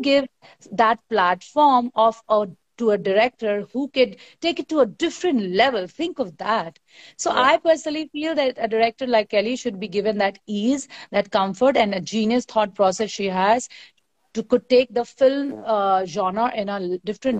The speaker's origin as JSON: {"language": "English", "region": "Bihar", "country": "India", "said": "I come from Bihar"}